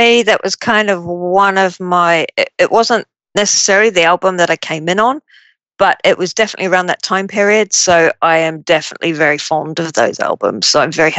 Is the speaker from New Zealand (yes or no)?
yes; New Zealand; now in United Kingdom; I grew up in New Zealand and I didn't move to the UK until 97